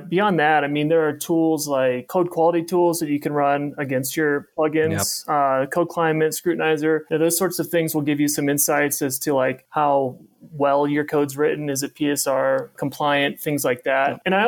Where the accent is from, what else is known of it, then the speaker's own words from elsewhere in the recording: Midwest, United States; Yeah, God, I grew up in the Midwest, so it's Louisville.